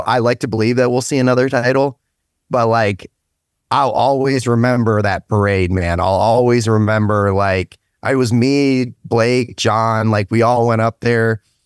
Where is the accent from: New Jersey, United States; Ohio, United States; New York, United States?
Ohio, United States; Stark County; also born or lived in United Kingdom; I'm from Stark County, um, once I came over to the States, originally out of the U K